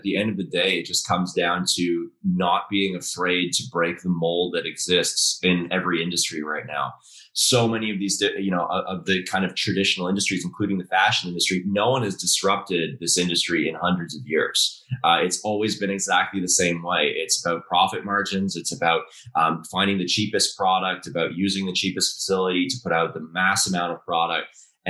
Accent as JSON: {"language": "English", "region": "Dubai", "country": "United Arab Emirates", "tie": "born or raised there", "also_born_or_lived": "Calgary", "said": "I'm originally from Calgary, but I grew up overseas in Dubai and I've been bouncing around ever since."}